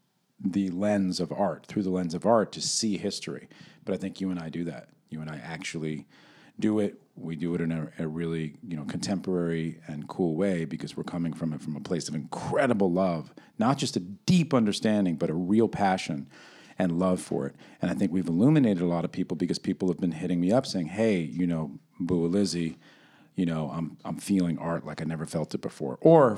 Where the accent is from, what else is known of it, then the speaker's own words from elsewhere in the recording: Brooklyn, New York, United States; also born or lived in Queens; I represent Queens, but I was raised out in Brooklyn.